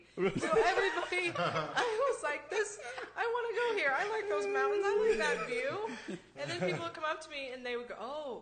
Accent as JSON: {"language": "English", "region": "California", "country": "United States", "tie": "born or raised there", "also_born_or_lived": "Colorado", "moved": "as an adult", "lives_now": "Phoenix, United States", "said": "Grew up in California, and like a virus, I spread myself to Colorado. I was there for 4 years in college, loved it. And then I came here afterwards, because I just got over the snow."}